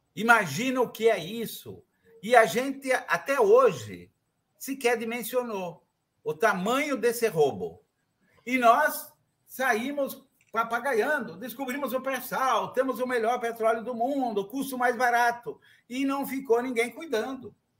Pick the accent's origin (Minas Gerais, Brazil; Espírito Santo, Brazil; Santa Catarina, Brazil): Santa Catarina, Brazil; moved away; also born or lived in Rio Grande do Sul / Paraná / São Paulo; meu estado natal, Haroldo, Santa Catarina